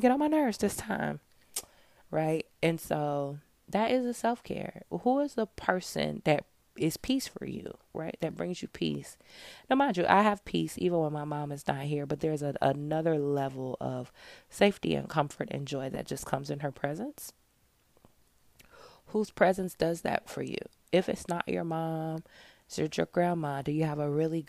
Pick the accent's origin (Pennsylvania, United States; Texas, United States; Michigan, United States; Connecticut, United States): Michigan, United States; moved away as an adult; also born or lived in Georgia; when I was growing up in Michigan